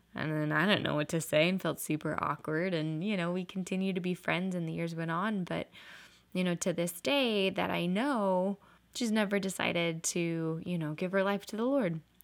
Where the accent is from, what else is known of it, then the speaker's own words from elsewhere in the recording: Portland, Oregon, United States; moved away; I grew up in Portland, Oregon my whole life